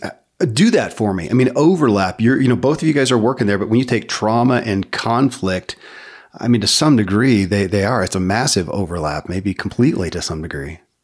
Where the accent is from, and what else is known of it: Kentucky, United States; born or raised there